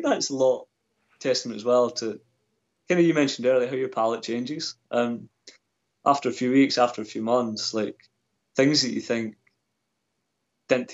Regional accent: Scotland, United Kingdom; growing up in Scotland

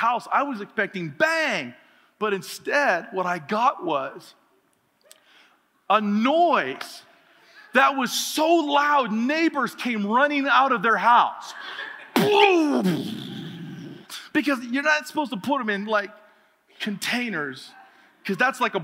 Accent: Oregon, United States; I grew up in Oregon where there's lots of water

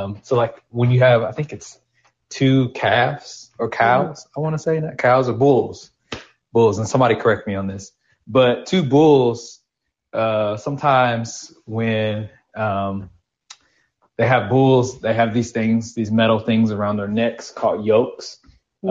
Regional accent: Nashville, Tennessee, United States; I'm from Antioch, Tennessee, aka Nashville. Born and raised, been living here my whole life

